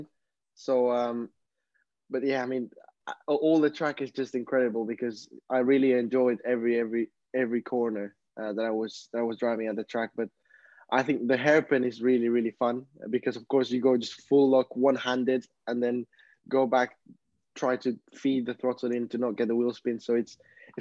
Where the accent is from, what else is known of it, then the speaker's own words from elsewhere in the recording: Peru; now in Barcelona, Spain; I come from Peru. I'm currently living in Barcelona